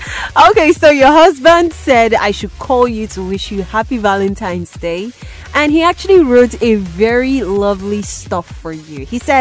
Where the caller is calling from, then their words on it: Enugu, Enugu State, Nigeria; I'm calling you from Sound City Radio in Enugu.